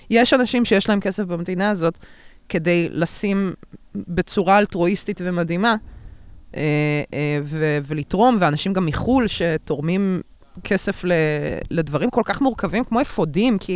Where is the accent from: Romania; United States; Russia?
Russia; אני רוסייה, מי זה מעניין?